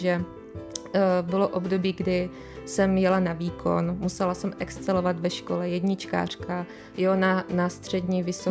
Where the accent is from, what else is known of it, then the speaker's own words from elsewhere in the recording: Czechia; jak jsem z Erasmu přiletěla, jako přiletěla zpátky do Čech, mm. domů